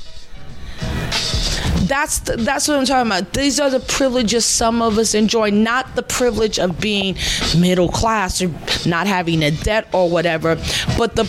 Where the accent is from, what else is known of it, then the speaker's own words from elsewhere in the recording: New York City, New York, United States; I'm from New York City